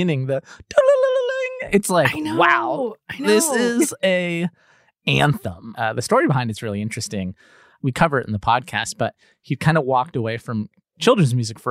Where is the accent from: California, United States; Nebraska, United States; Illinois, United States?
California, United States; Los Angeles; I'm Cuban American growing up in Los Angeles